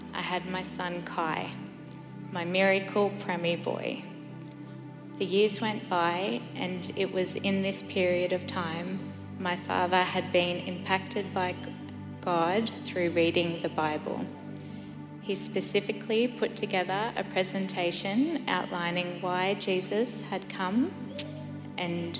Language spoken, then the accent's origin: English; Inverell, New South Wales, Australia; moved away as an adult; also born or lived in Sunshine Coast, Queensland; I was born in Inverell, New South Wales. I went to a Catholic school